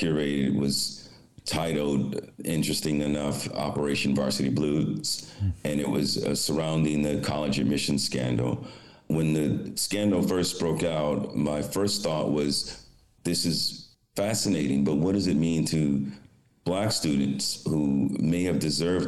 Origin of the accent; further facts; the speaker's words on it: Detroit, Michigan, United States; moved away as an adult; also born or lived in New York City / Rome, Italy; I grew up in Detroit, Michigan